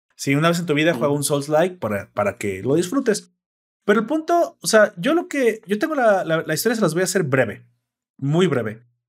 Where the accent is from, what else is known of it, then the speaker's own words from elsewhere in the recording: Mexico; en mi país, en mi balaciado y hermoso país